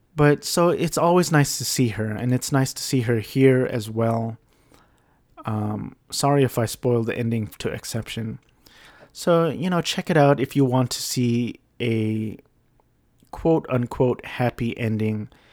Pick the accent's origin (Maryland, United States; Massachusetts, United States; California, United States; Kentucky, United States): California, United States; Garden Grove; which is where I grew up in California.